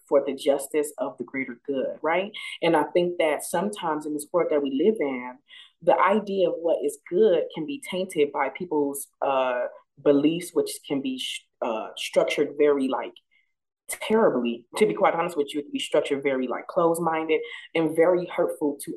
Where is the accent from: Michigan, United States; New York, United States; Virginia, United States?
Michigan, United States; Flint; my childhood, growing up in Flint, Michigan, in the hood